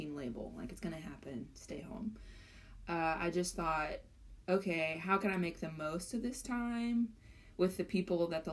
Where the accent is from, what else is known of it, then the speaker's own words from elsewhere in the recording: Jacksonville, Texas, United States; moved away as an adult; now in Seattle, United States; I grew up in East Texas, and Jacksonville, Texas specifically